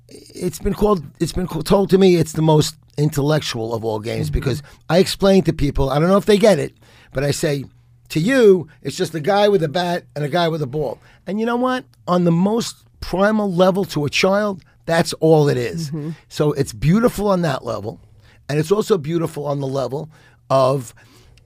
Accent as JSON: {"language": "English", "town": "New York City", "region": "New York", "country": "United States", "tie": "born or raised there", "said": "from being a little kid growing up in the Bronx"}